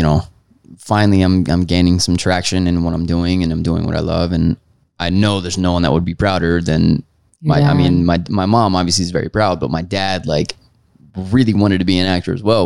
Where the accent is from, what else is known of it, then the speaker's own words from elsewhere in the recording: Florida, United States; now in Los Angeles, United States; I'm from Florida